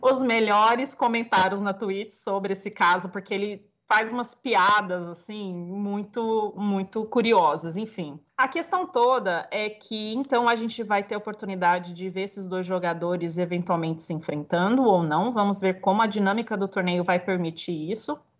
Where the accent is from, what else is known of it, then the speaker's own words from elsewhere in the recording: Batatais, São Paulo, Brazil; moved away; eu morei muitos anos em Batatais, né, no interior de São Paulo. E minha família de lá, eu não nasci em Batatais, mas toda a minha família é de lá.